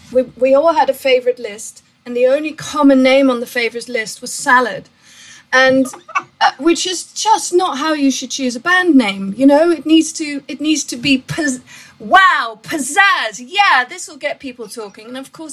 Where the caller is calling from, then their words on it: Brighton, South East England, United Kingdom; I'm ringing in from the UK and a lovely seaside town called Brighton.